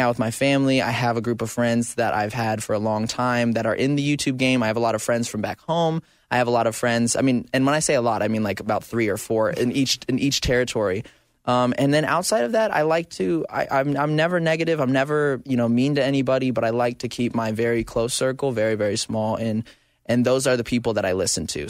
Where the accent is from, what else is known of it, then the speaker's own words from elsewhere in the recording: Arizona, United States; now in Southern California, United States; I grew up in Arizona